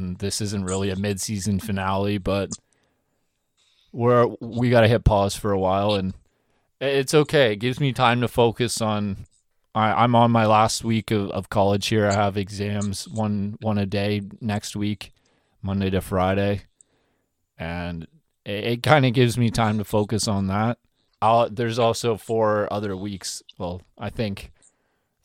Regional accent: Ontario, Canada; we're from Ontario

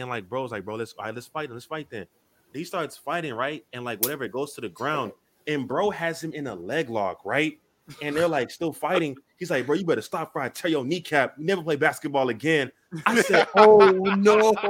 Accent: Nigeria; as a Nigerian, I swear to God, I said I was Nigerian back in 2018.

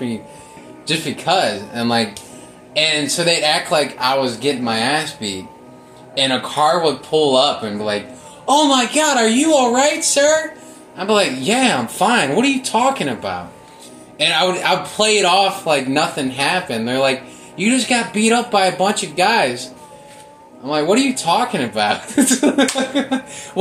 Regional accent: Normandy, Missouri, United States; I grew up in Normandy. I didn't grow up in Ferguson

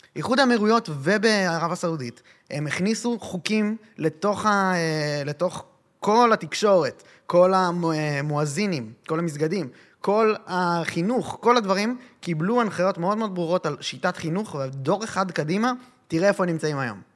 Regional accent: Israel; נולדתי פה

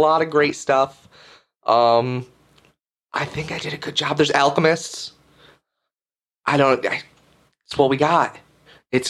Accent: United States; I'm American

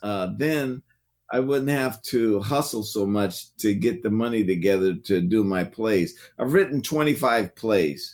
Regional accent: Oakland, California, United States; growing up in the Bay Area

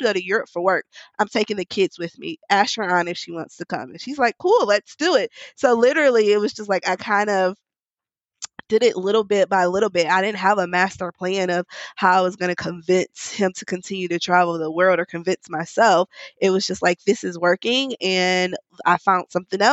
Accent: Milwaukee, Wisconsin, United States; now in New Orleans, United States; at 4 months, we went to my hometown. We live in New Orleans. I'm from Milwaukee

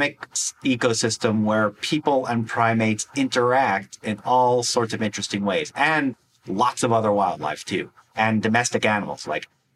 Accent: Wisconsin, United States; my home state of Wisconsin

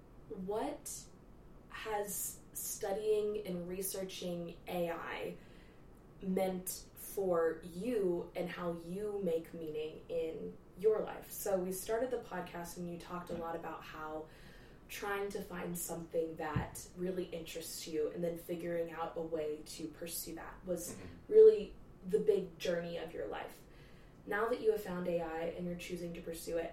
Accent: the Bible Belt, Texas, United States; we're in Texas growing up in the Bible Belt

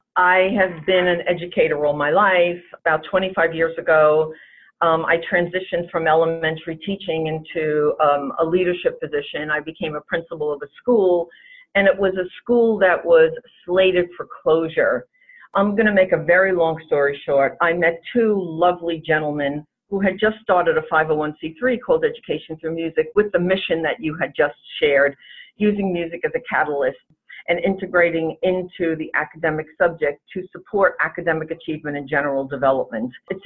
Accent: New York, United States; And I have to say we're from New York because you would never know it by our accent.

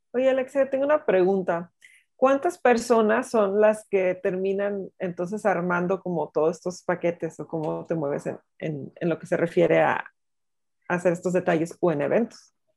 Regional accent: Guadalajara, Jalisco, Mexico; soy tapatía.

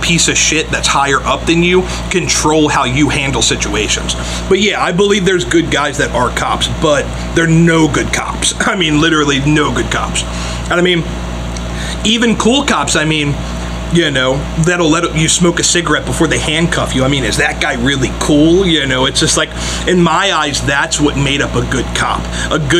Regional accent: Edgewater, Maryland, United States; we're from Edgewater. I mean, it's racist as fuck. I mean, all the old heads there are literally racist. Ku Klux Klan. My dad was a fucking, literally a racist piece of shit

